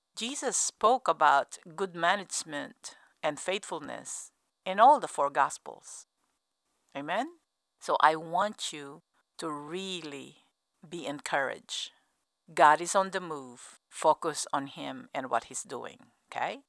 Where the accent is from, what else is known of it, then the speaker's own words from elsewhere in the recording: United States; as an American